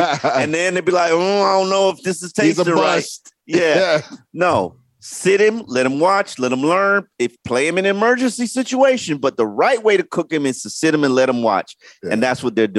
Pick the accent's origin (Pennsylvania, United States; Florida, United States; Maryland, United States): Florida, United States; Carol City; I'm from Carroll City.